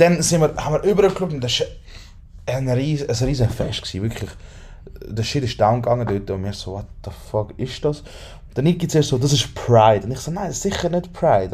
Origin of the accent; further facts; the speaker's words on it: Switzerland; wir sind von der Schweiz